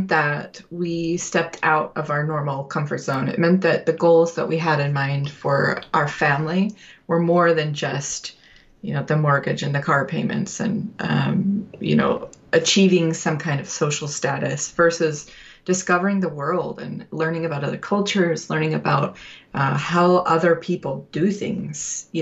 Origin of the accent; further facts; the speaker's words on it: Utah, United States; we're both from Utah